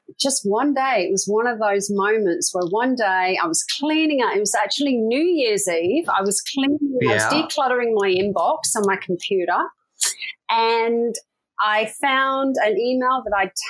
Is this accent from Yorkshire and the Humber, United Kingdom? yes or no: no; Leicester, East Midlands, United Kingdom; moved away as an adult; I grew up in a city called Leicester in the UK